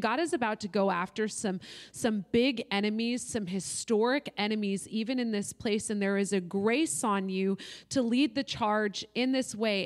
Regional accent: Oregon, United States; I'm from Oregon

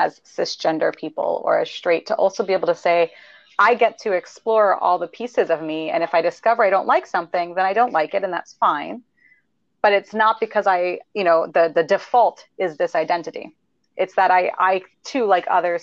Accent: New York City, New York, United States; I am a Jew from Queens, New York

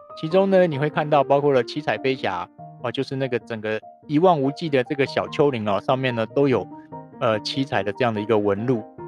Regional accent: Taiwan; 我是台湾来的

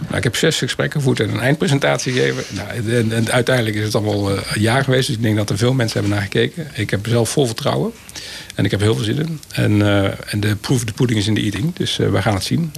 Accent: North Brabant, Netherlands; Ik kom zelf uit Brabant

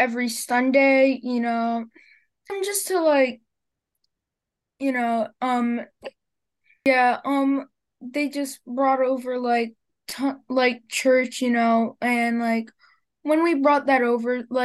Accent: Brazil; now in United States; I'm from Brazil

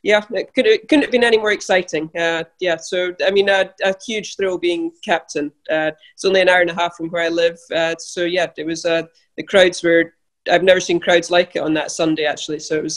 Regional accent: Scotland, United Kingdom; I grew up here in Scotland, where I'm still living.

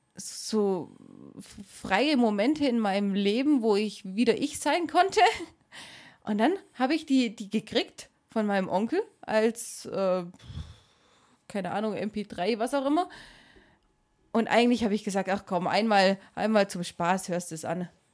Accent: Swabia, Germany; ich komme nicht aus Schleswig-Holstein, aber wir Schwaben

